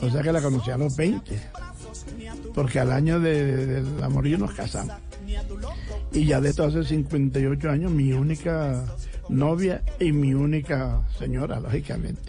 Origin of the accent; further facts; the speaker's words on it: Costeño, Caribbean coast, Colombia; un tosteño bastante raro